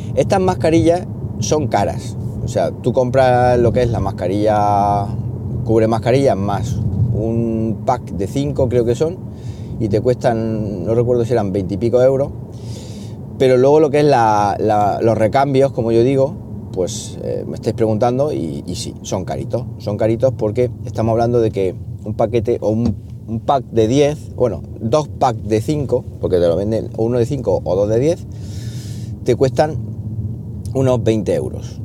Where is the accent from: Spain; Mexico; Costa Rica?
Spain; Siles, Andalusia; moved away as an adult; now in Linares, Spain; de Siles, de mi pueblo